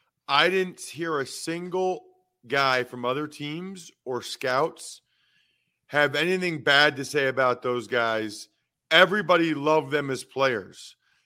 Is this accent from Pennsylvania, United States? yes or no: yes; West Reading, Pennsylvania, United States; I would have driven right back to my hometown after the game.